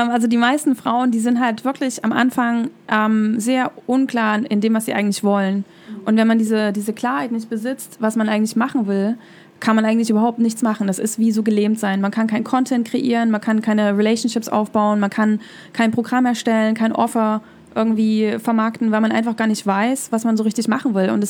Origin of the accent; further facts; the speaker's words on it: East Germany, Germany; Also, ich bin halt in der DDR aufgewachsen, im Osten von Deutschland.